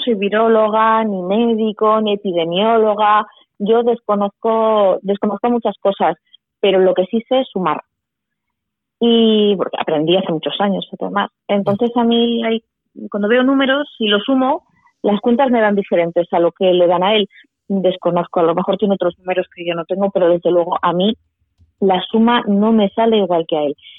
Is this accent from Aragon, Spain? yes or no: yes; Leciñena, Aragon, Spain; Yo nací en Leciñena, Y claro, yo me he criado allí.